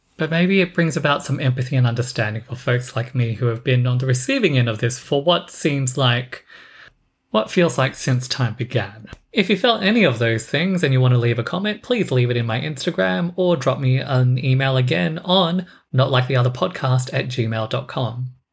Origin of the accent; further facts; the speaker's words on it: Australia; I was born in Australia